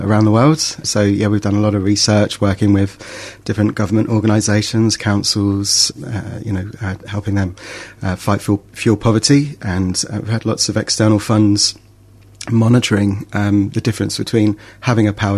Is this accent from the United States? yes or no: no; England, United Kingdom; moved away; you probably tell by my accent, I'm from England.